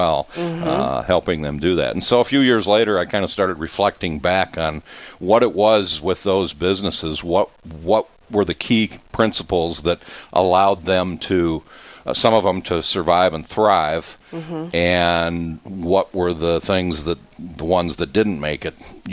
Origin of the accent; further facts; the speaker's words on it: Watertown, South Dakota, United States; moved away as an adult; also born or lived in Twin Cities, Minnesota; I'm a South Dakota boy. I grew up in Watertown